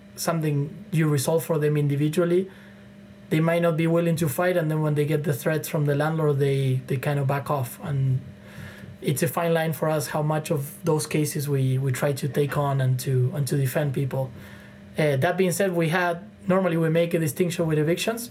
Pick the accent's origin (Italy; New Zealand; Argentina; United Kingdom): Argentina; now in Toronto, Canada; I'm from Argentina, from Latin America